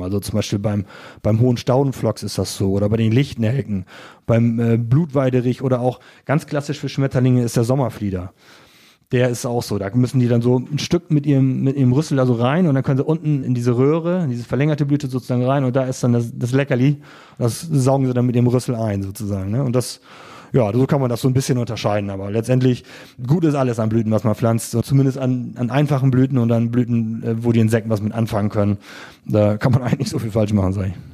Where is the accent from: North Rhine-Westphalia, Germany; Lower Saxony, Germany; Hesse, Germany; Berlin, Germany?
Lower Saxony, Germany; Friesland; now in Offenburg, Germany; da kommt natürlich ein bisschen Lokalpatriotismus Tourismus durch, zumindest zu meiner alten Heimat